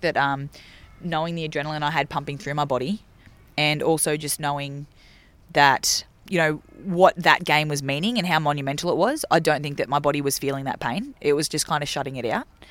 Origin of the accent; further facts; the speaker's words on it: Laurieton, New South Wales, Australia; my hometown of, um, of Lorriten, which is near Port Macquarie, New South Wales.